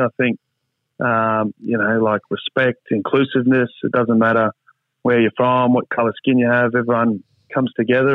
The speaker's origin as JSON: {"language": "English", "region": "Queensland", "country": "Australia", "tie": "born or raised there", "also_born_or_lived": "Townsville / Gladstone / Brisbane", "said": "So I grew up in Townsville, North Queensland, and then did some time in Central Queensland and Gladstone, and then got to Brisbane in grade 9."}